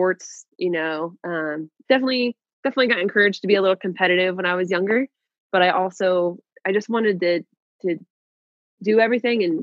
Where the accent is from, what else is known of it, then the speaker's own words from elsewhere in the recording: Hill City, Kansas, United States; moved away as an adult; also born or lived in Hawaii / Alaska; I grew up on a farm. I grew up in a very small community. There was when I say go to town, it's a little town called Hill City